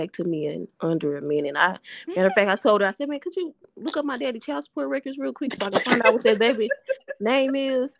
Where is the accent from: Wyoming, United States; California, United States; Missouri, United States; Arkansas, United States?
Arkansas, United States; Little Rock; I'm from Southwest Little Rock, Arkansas, born and raised.